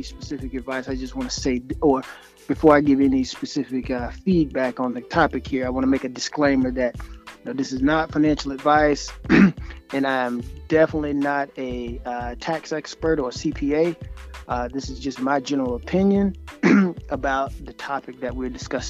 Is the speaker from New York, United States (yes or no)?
no; Columbia, South Carolina, United States; now in Charleston, United States; I'm originally from Columbia, South Carolina